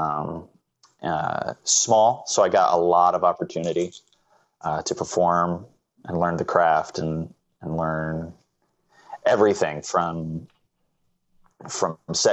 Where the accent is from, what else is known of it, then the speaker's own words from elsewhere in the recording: Anamosa, Iowa, United States; I grew up in Anamosa, Iowa, which is this really small town